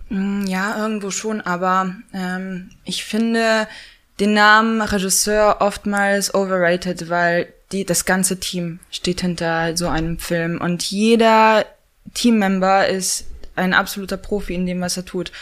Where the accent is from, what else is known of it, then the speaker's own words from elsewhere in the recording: Pomeranian Voivodeship, Poland; moved away as an adult; also born or lived in Hamburg, Germany / London, United Kingdom; now in Berlin, Germany; bin dann mit neun, sind äh, meine Mutter und ich nach Polen gezogen